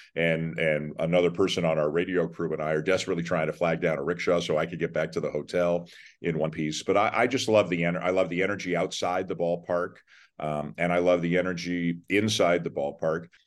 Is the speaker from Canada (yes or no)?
yes; Toronto, Ontario, Canada; I'm from Toronto too. So I, you know, I grew up, I'm born there, grew up there.